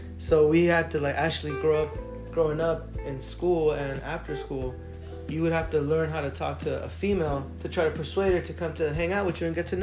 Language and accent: English; San Diego, California, United States; also born or lived in Chula Vista, California; that's where I grew up, bro. I was born in Chula Vista, Southside San Diego. Always lived up here in Linda Vista, Mission Valley area